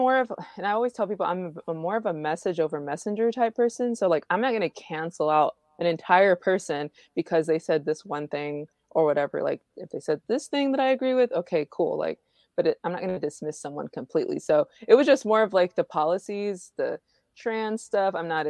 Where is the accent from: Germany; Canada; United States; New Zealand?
United States; Houston, Texas; also born or lived in Connecticut / Cuba; I was born in Connecticut. My parents are retired military. So we lived in Connecticut. We lived in Cuba. And then we moved here. And so I've been here pretty much most of my life here in Houston.